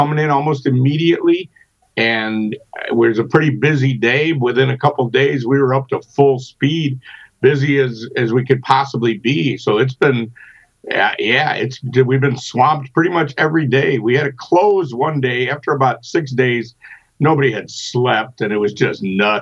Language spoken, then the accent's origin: English; Chicago, Illinois, United States; born or raised there; moved away